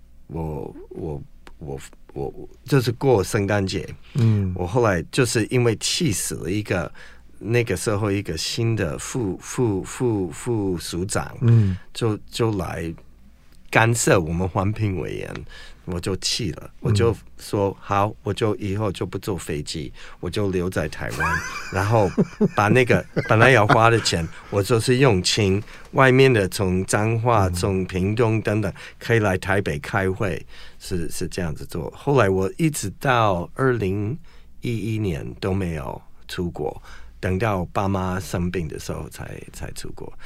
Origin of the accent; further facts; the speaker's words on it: United States; Chinese is a second language; now in Taiwan; 不过有一个问题，嗯，现在对世界最有影响力的国家，嗯，就是我祖国，就是美国。